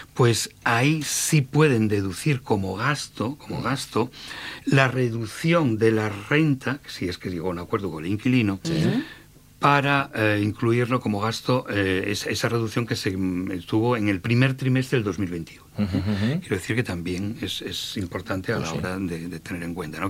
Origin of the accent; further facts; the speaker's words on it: Salas, Asturias, Spain; yo soy de Salas y llevo trabajando en Salas 38 años